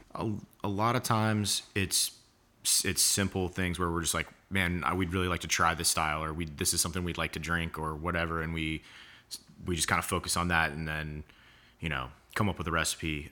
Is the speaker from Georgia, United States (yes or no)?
yes; Atlanta, Georgia, United States; moved away as an adult; also born or lived in Denver; now in Charleston, United States; I was in Atlanta till college and then Charleston